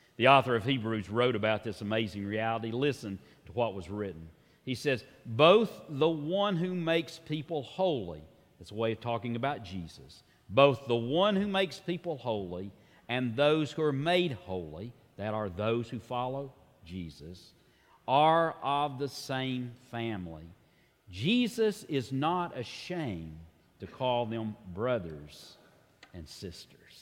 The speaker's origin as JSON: {"language": "English", "region": "Tennessee", "country": "United States", "said": "like many Tennesseans"}